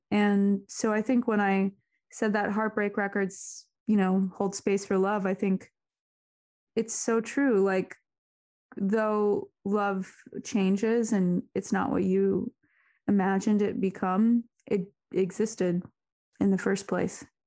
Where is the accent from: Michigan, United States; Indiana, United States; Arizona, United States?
Arizona, United States; moved away; also born or lived in Seattle; growing up in Arizona